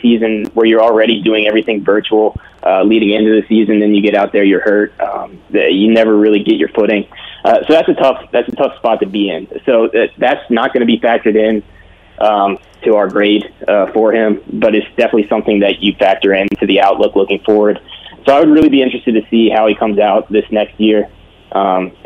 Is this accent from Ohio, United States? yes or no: no; Pennsylvania, United States; accent: Pittsburgh; I'm from Pennsylvania. I went to the University of Pittsburgh